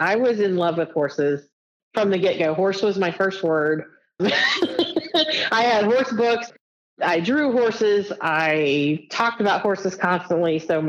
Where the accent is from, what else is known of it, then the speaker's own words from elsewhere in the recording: Edgewood, Kentucky, United States; also born or lived in San Antonio, Texas; I was born in San Antonio, Texas. I was an Army baby. We moved around a lot, but then settled in Northern Kentucky, in Edgewood, Kentucky, which is near Cincinnati, Ohio. I lived there until very, very recently.